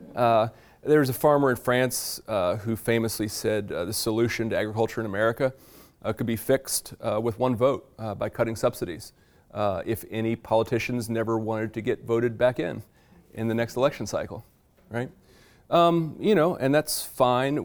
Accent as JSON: {"language": "English", "region": "Virginia", "country": "United States", "said": "I am from Virginia"}